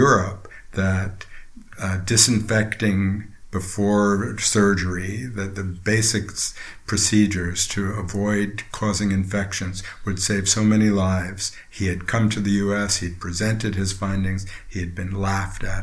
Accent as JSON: {"language": "English", "town": "Princeton", "region": "New Jersey", "country": "United States", "tie": "born or raised there", "also_born_or_lived": "China", "moved": "as an adult", "said": "Just outside Princeton, New Jersey"}